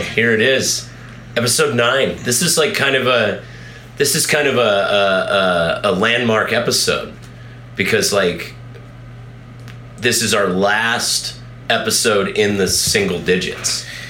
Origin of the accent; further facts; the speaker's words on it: Colorado, United States; I'm from here, you know, I'm from Colorado